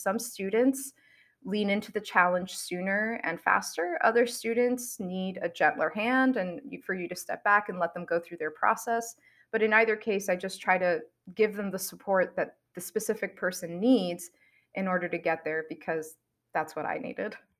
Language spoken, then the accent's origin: English; New York City, New York, United States; I grew up in New York City and I really didn't have exposure to scientists